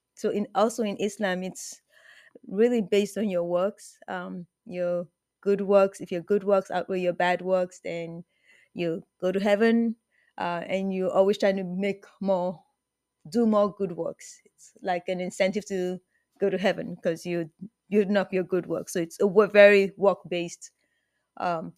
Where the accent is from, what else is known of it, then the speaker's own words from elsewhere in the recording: Nigeria; I'm originally from Nigeria